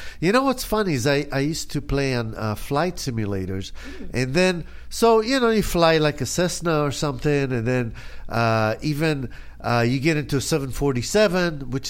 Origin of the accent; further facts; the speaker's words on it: Israel; So when I grew up in Israel, so I was 15.